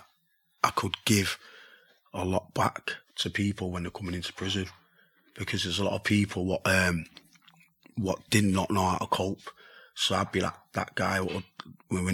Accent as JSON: {"language": "English", "town": "Manchester", "region": "North West England", "country": "United Kingdom", "tie": "born or raised there", "said": "I grew up in Mosside"}